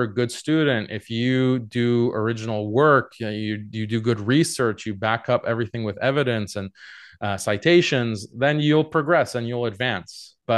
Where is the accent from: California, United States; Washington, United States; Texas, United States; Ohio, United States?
Texas, United States; Houston; moved away as an adult; Yeah, I grew up in Houston, Texas. My parents are from Iran, but they immigrated to the U.S. I lived in Houston, Texas for 18 years before going to college in Boston